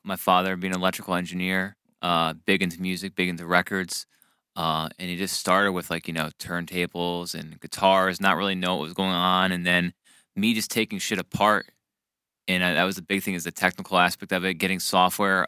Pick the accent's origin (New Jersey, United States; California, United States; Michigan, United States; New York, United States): New Jersey, United States; I grew up in New Jersey